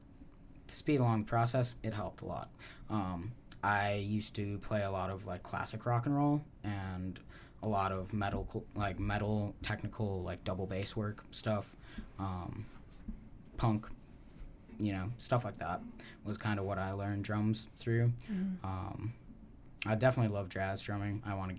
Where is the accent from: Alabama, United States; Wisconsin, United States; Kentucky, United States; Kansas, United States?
Wisconsin, United States; now in Oregon, United States; I'm from Wisconsin.